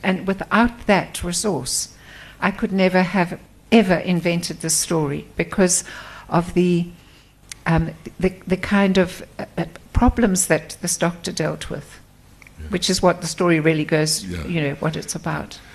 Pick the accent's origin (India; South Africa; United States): South Africa; Port Elizabeth, Eastern Cape; moved away as an adult; also born or lived in KwaZulu-Natal / Stellenbosch; I was brought up outside Port Elizabeth.